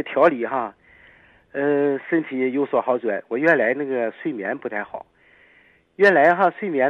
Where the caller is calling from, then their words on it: Dandong, Liaoning, China; 呃，我是丹东的听众。